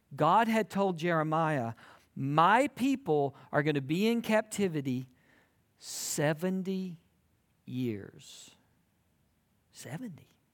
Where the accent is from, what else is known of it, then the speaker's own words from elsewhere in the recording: South Georgia, United States; moved away as an adult; also born or lived in South Carolina; now in Texas, United States; I grew up in South Georgia, and I went to college in South Carolina